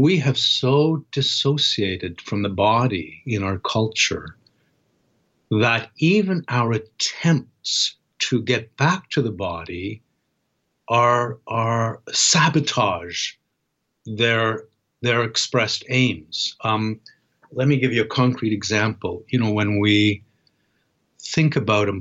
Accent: Toronto, Ontario, Canada; the harbor in my hometown, Toronto

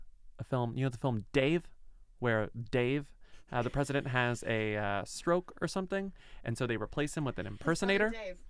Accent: San Antonio, Texas, United States; I'm from San Antonio.

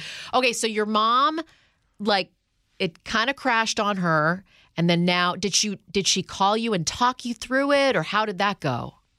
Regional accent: Canada; now in United States; when I was a kid from Canada who moves to New York City

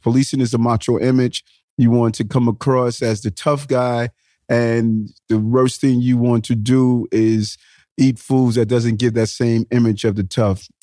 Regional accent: New York City, New York, United States; also born or lived in Brownsville, Brooklyn; I spent my middle years from the age of seven to twenty in Queens

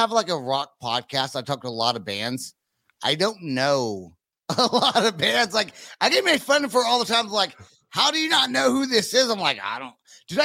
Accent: United States; I'm American

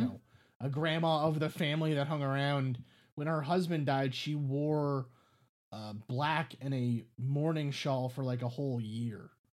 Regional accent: New York City, New York, United States; I grew up in New York City

